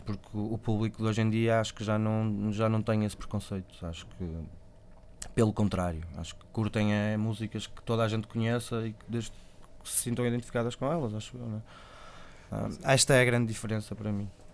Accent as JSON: {"language": "Portuguese", "town": "Vila Nova de Gaia", "region": "Porto District", "country": "Portugal", "said": "Gaia de onde eu sou"}